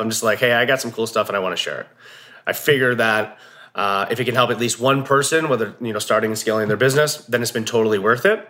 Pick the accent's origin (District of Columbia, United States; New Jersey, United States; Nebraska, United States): New Jersey, United States; moved away as an adult; now in Montana, United States; I'm from Jersey originally